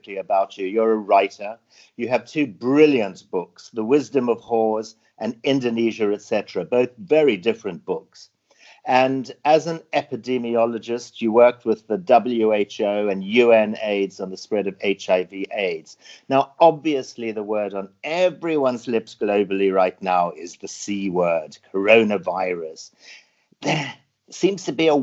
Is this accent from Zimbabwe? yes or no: yes; Zimbabwe; born or raised there; now in Hong Kong